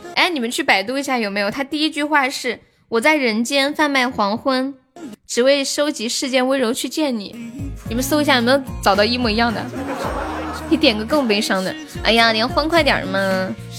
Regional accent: Northeast China, China; 我也东北的呀

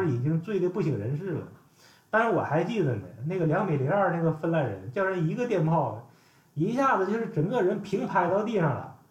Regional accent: Northeast China, China; 我们是东北爷们儿

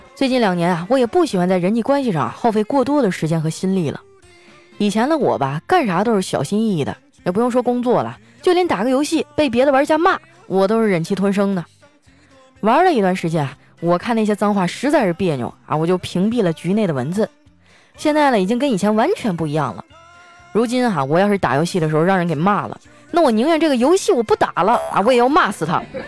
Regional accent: Northeast China, China; 我们东北人

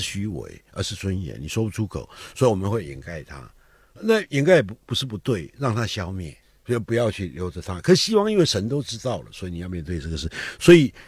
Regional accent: Taiwan; 我们台湾话叫“惊”

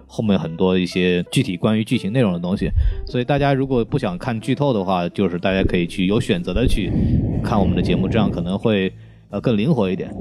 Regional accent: China; 我们中国人

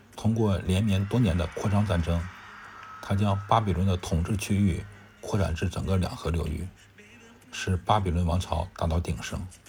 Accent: China; 作为一个中国人

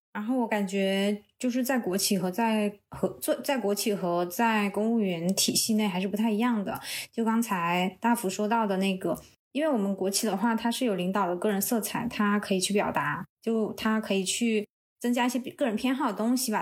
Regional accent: southern China, China; 我是南方人

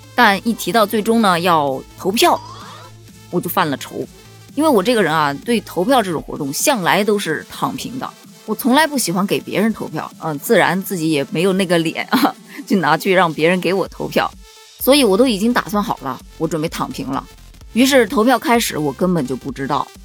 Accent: southern China, China; 因为我是南方人，比别人应啊分得不是很清楚

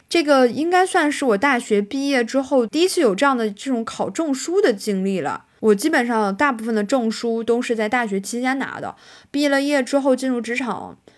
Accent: Northeast China, China; accent: Northeastern (Dongbei) dialect; 我们东北话叫白话

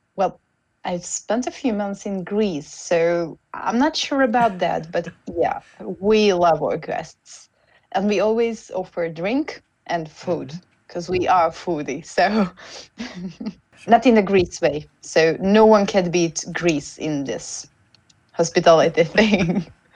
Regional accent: Hungary; first language Hungarian; English is a second language; I'm a Hungarian

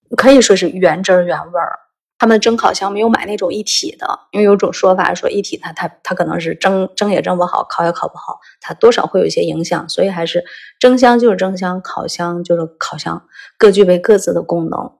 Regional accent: Shanxi, China; 我们山西人

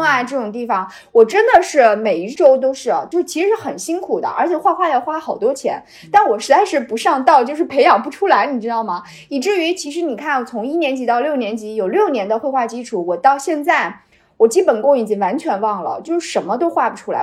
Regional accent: Wuhu, Anhui, China; 合肥在我们芜湖人的心目当中是一个非常土的首都，我们都瞧不起它

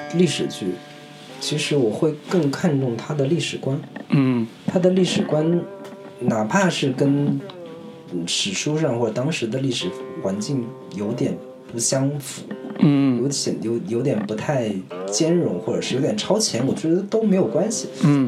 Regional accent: China; 我们中国人

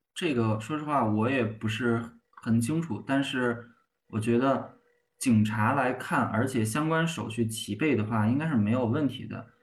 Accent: Hebei, China; 咱们老家河北

